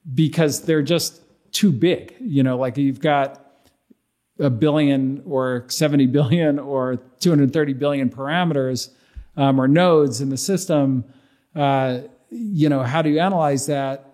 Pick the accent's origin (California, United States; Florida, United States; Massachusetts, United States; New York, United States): California, United States; Berkeley; I grew up in Berkeley